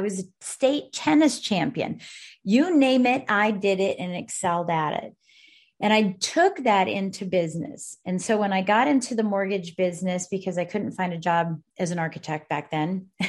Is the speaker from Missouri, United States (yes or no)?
no; Colorado Springs, Colorado, United States; also born or lived in Breckenridge; In Colorado Springs and then in Breckenridge. Yep. Both places. Okay. I was born in the Springs, went to Breckenridge